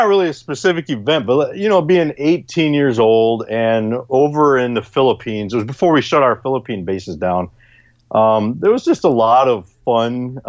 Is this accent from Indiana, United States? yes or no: no; Illinois, United States; born there; This was in Illinois. I was born in Illinois.